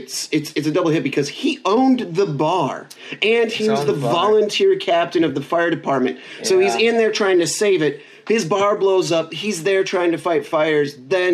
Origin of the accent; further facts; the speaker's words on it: Baraboo, Wisconsin, United States; my hometown of Baraboo, Wisconsin.